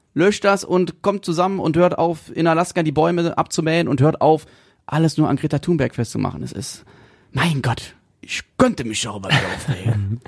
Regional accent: North Rhine-Westphalia, Germany; bei uns in NRW

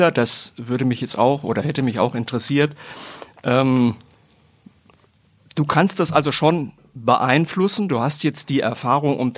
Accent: Katowice, Silesian Voivodeship, Poland; Ich komme aus

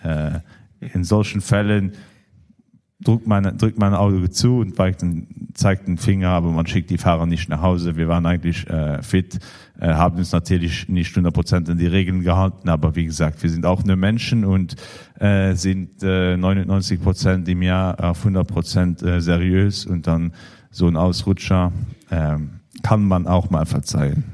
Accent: Luxembourg; für uns als Luxemburger

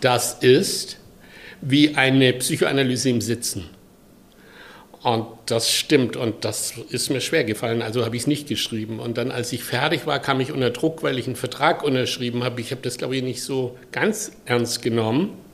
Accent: a village near Pforzheim, Baden-Württemberg, Germany; moved away; ich komme aus Süddeutschland, im Dorf, äh, nahe Pforzheim und 1948 geboren. Und mein Vater ist gestorben, als ich drei Monate alt war

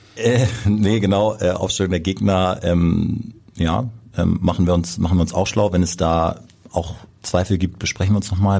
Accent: Kiel, Schleswig-Holstein, Germany; moved away as an adult; now in Hamburg, Germany; Also ich komme ursprünglich aus Kiel, gebürtiger Kieler und bin dort groß geworden

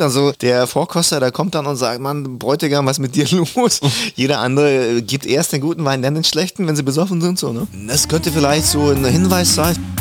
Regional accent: Germany; German is a second language; also born or lived in Kazakhstan; ich war der einzige nicht-deutschsprachige in der dritten Klasse dann gleich und mhm. ich musste es relativ schnell lernen, die deutsche Sprache

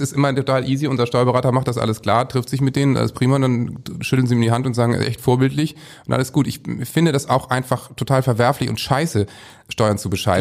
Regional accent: Northern Germany, Germany; als Norddeutscher

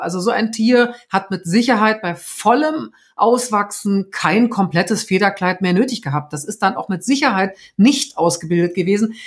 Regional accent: the North, Northern Germany, Germany; wie man bei uns im Norden sagt

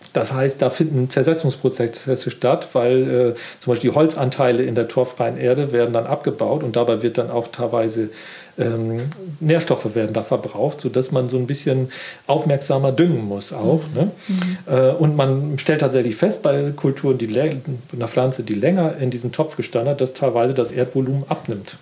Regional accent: Wiesmoor, Lower Saxony, Germany; now in Offenburg, Germany; Ich bin ja in Ostfriesland groß geworden und da ist natürlich, es äh, gibt dort viel Moor. Also mein Heimatstädtchen heißt auch Wiesmoor

